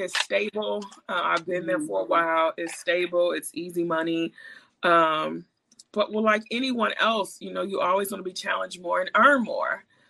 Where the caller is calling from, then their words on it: Chicago, Illinois, United States; I am in Chicago.